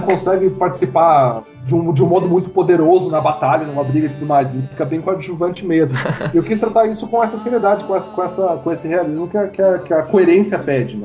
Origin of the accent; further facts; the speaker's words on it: São José dos Pinhais, Paraná, Brazil; nasci em São José dos Pinhais, mas é do ladinho de Curitiba, então sou quase curitibano.